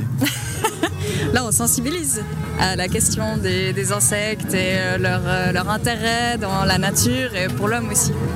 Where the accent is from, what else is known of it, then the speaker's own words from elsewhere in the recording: Vouvry, Valais, Switzerland; je suis de la région, je suis de Vouvry.